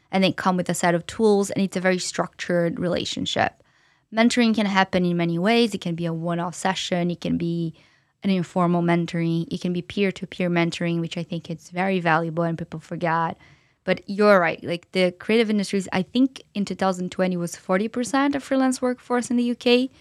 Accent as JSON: {"language": "English", "region": "São Paulo", "country": "Brazil", "tie": "born or raised there", "moved": "as an adult", "lives_now": "London, United Kingdom", "said": "I'm from Brazil originally, as I mentioned, and I'm from São Paulo"}